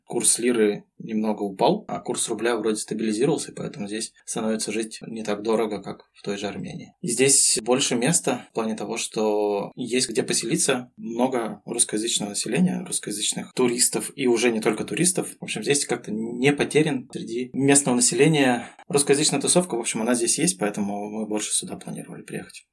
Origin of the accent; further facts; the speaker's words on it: Russia; moved away as an adult; now in Fethiye, Turkey; Мы из России, мы гордимся тем, что мы из России